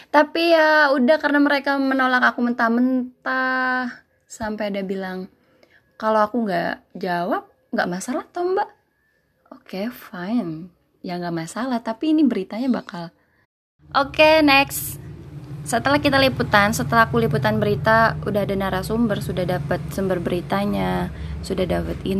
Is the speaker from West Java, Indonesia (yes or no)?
yes; West Java, Indonesia; first language Sundanese; now in Yogyakarta, Indonesia; karena aku bukan dari Jogja sendiri aku asli Jawa Barat notabene bahasa Sunda ketika aku hidup di Jogja ini